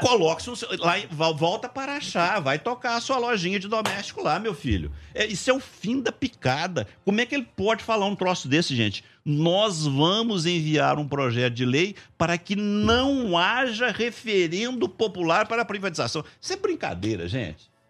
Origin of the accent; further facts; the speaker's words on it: Passos, Minas Gerais, Brazil; Passos, minha terra